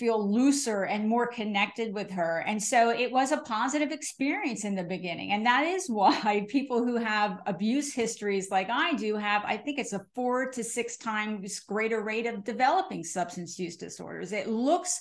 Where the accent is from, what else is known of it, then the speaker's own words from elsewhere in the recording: New Jersey, United States; I'm from New Jersey